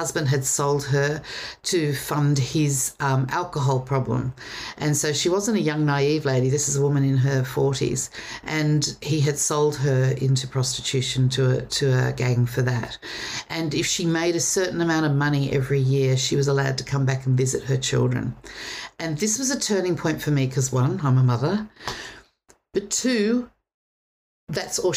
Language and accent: English; Sydney, New South Wales, Australia; I grew up on the North Shore of Sydney.